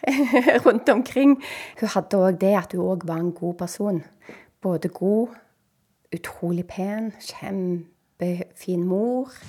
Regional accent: Bryne, Rogaland, Norway; jeg bodde jo født og oppvokst på Bryne

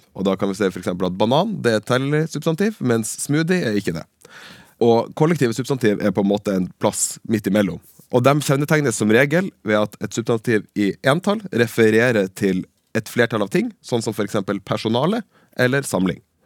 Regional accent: Bardufoss, Troms, Norway; at jeg er fra Bardufoss

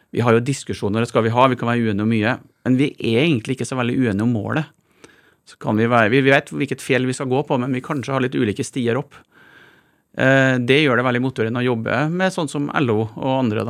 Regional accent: Malm, Trøndelag, Norway; moved away; jeg vokste opp i et gruvesamfunn

